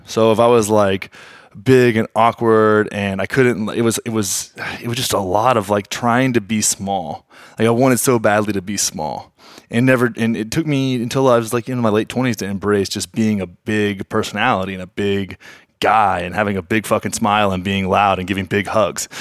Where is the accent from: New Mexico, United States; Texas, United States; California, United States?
Texas, United States; Graham; I grew up in Graham, Texas, man. Nine thousand people